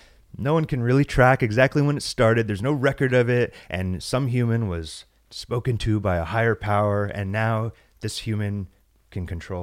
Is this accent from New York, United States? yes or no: no; San Diego, California, United States; also born or lived in Las Vegas; I was born in San Diego, California, and my father was a preacher.